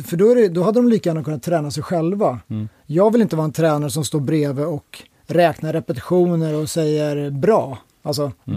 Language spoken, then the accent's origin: Swedish; Täby, Stockholm County, Sweden; also born or lived in Solna; uppväxt i Täby, norr om Stockholm